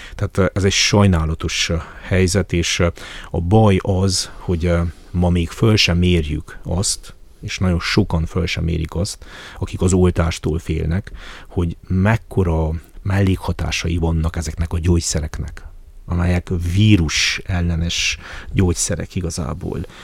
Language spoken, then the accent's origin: Hungarian; Háromszék, Covasna County, Romania; én azt gondolom háromszékiként